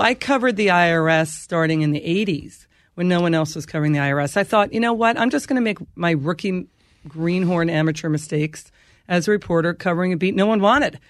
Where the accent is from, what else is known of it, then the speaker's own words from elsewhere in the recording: Rockville Centre, New York, United States; It's a beach community. It's Nassau County. It's Rockville Center.